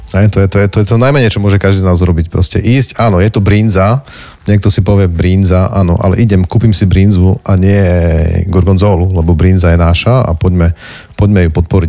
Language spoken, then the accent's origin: Slovak; Záhradné, Prešov Region, Slovakia; som sa vrátil domov